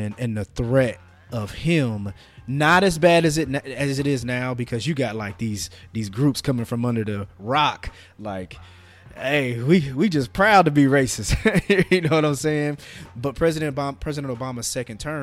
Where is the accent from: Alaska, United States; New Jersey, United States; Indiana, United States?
Indiana, United States; I'm from Indiana